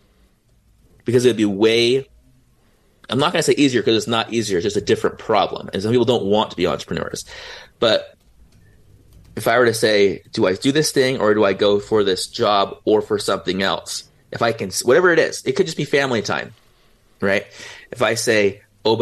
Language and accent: English; San Diego, California, United States; I was 16 and I'm from San Diego